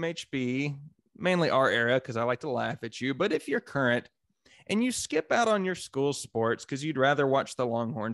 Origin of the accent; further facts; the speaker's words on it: Canyon, Texas, United States; moved away; also born or lived in Belton, Texas; growing up in Canyon, there was a ton of West Texas A&M support